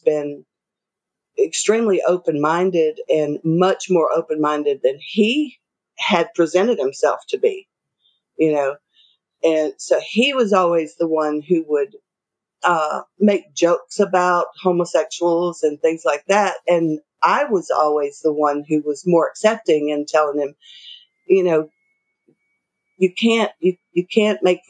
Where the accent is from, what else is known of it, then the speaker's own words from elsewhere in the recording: the South, United States; Both of us were raised, we're from the South, and we're both from extremely conservative families